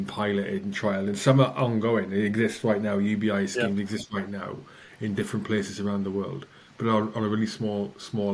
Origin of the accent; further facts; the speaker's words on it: Wales, United Kingdom; I'm Welsh